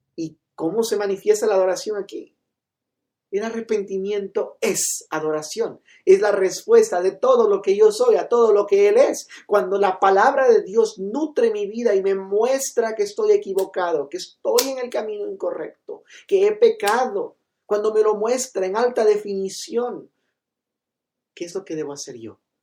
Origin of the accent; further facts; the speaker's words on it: Loja, Ecuador; yo soy de Loja